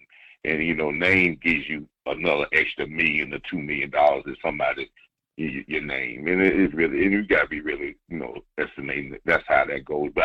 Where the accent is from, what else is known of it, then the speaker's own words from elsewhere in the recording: South Carolina, United States; even though I'm from South Carolina, and I'm a Gamecock guy